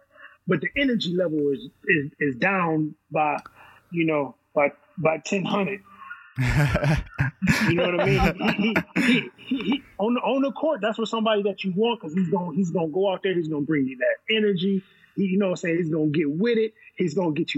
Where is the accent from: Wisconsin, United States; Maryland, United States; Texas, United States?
Wisconsin, United States; I'm from Wisconsin as well.